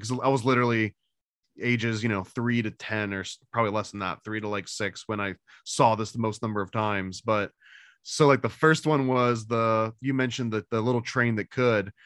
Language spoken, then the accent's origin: English; New York, United States; I also was growing up in New York